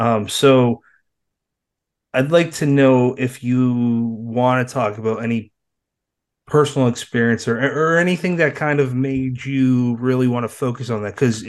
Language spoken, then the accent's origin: English; East Coast, United States; and I'm from the East Coast, never even been close to your side of the world